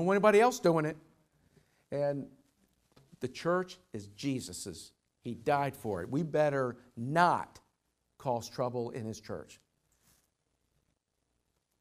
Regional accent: Louisville, Kentucky, United States; Louisville, I'm from Louisville

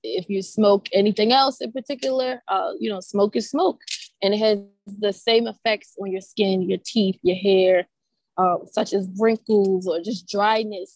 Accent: Baltimore, Maryland, United States; I am from Baltimore, born and raised

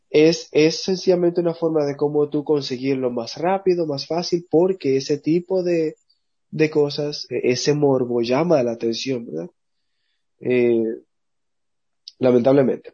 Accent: Dominican Republic; como le decimos en, dominicano

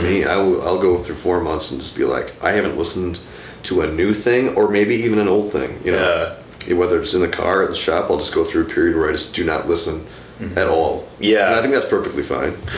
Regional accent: New London, Wisconsin, United States; New London, Wisconsin.

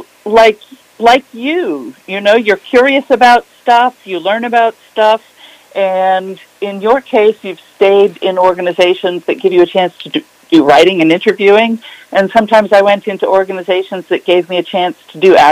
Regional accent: Brunswick, Maine, United States; moved away as an adult; also born or lived in Boston; I was born in Brunswick, and because my dad was Navy, we moved away for a while. And then we came back when he was getting close to retirement. And so I finished elementary school, junior high, and high school in Brunswick

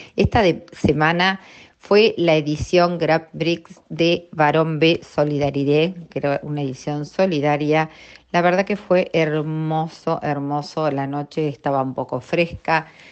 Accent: Argentina

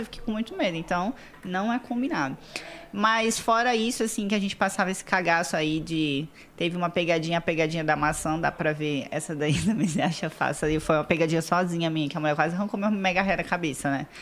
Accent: Vila Velha, Espírito Santo, Brazil; eu nasci lá em Vila Velha, Espírito Santo. Sou capixaba

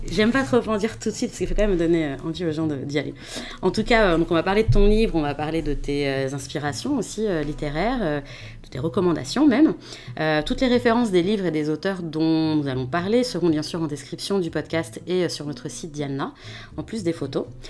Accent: France; en tant que Français euh, d'origine française d'origine marocaine

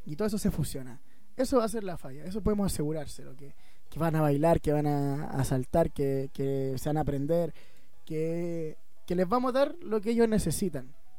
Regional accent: Puerto Varas, Los Lagos, Chile; Somos de Puerto Vara, eh, nos criamos aquí y no nos hemos ido de acá

